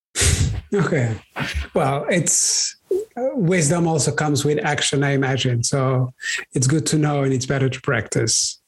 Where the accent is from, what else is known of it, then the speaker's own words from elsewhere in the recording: Brussels, Brussels-Capital Region, Belgium; I grew up in Brussels, in Belgium, where my parents had a shop